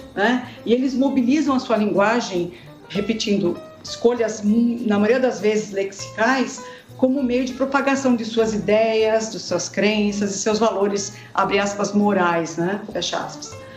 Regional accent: Sorocaba, São Paulo, Brazil; moved away as an adult; also born or lived in Curitiba; voltei para Sorocaba e Votorantim, que é a minha terra

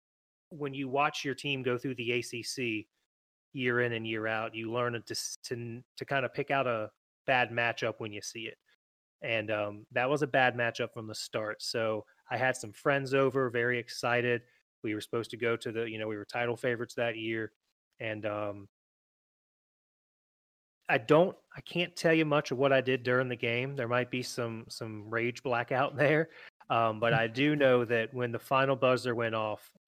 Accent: Chesapeake, Virginia, United States; from Chesapeake, Virginia, born and raised there my whole life

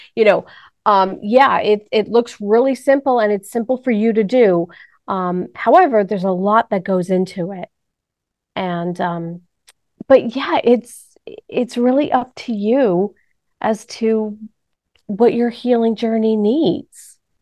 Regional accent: New York, United States; moved away; I'm from New York

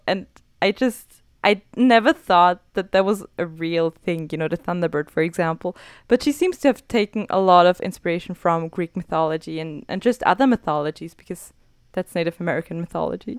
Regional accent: Austria; I'm from Austria

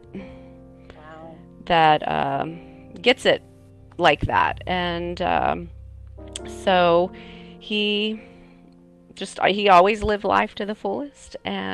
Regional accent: San Antonio, Texas, United States; I am from San Antonio, Texas

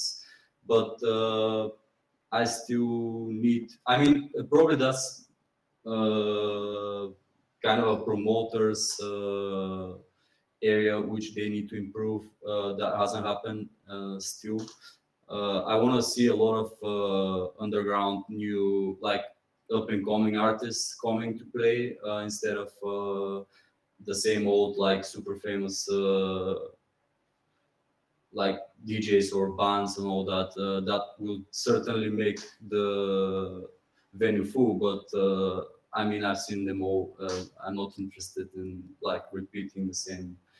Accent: Pomorie, Burgas Province, Bulgaria; English is a second language; moved away as an adult; also born or lived in London, United Kingdom; now in Sofia, Bulgaria; I'm actually from Pomorie, which is a sea coast town, small town. When I came back in Bulgaria, I went to my hometown

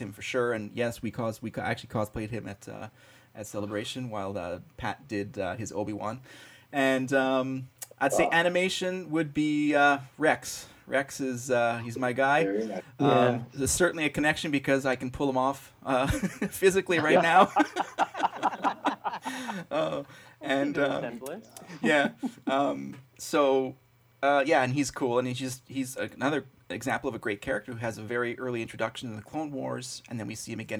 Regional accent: Montreal, Quebec, Canada; I grew up in Montreal in Canada

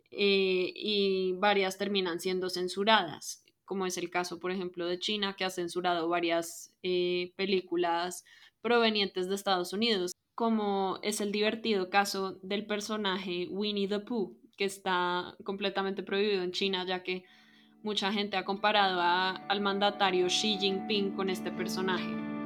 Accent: Colombia; soy colombiana de ascendencia libanesa

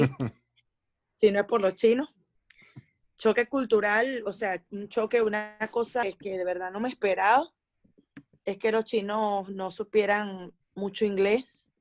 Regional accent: Venezuela; moved away as an adult; now in China; los primeros tres años que pasé en China y volví a Venezuela

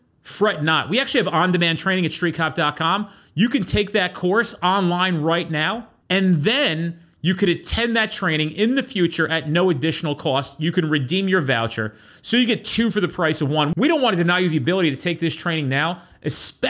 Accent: New Jersey, United States; I'm from Jersey

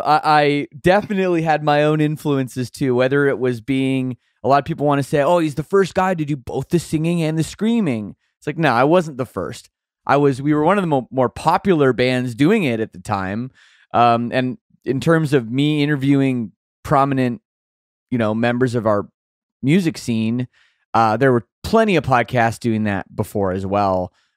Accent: Oakville, Ontario, Canada; I grew up in Oakville, Ontario, suburb of Toronto

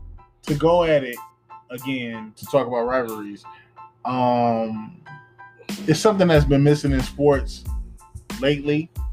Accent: Detroit, Michigan, United States; I love the West Side of Detroit. I'm from the West Side of Detroit.

